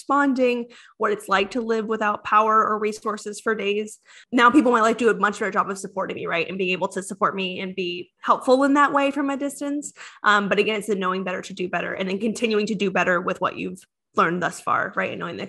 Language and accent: English; Ohio, United States; now in Florida, United States; I grew up in Ohio. So there's no hurricanes in Ohio.